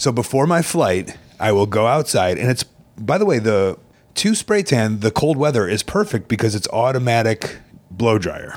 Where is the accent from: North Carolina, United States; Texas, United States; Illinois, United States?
Illinois, United States; Chicago; in Chicago growing up